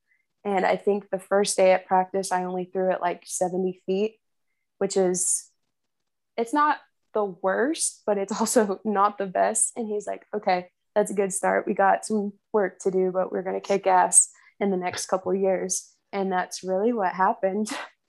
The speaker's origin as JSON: {"language": "English", "town": "Arkansas City", "region": "Kansas", "country": "United States", "tie": "born or raised there", "said": "So growing up, I was your typical little tomboy sister. I followed my brother everywhere."}